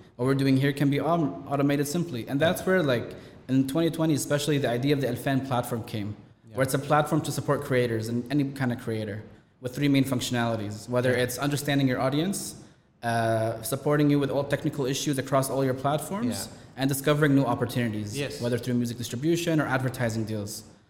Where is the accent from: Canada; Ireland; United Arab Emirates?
United Arab Emirates; Dubai; born there; Like, look, I was born here in Dubai, but Dubai 20 years after that was a whole different story.